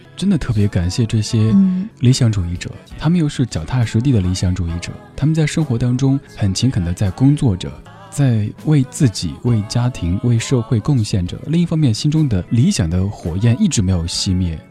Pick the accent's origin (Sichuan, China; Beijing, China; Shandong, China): Sichuan, China; Chengdu; now in Wuhan, China; 成都是我家乡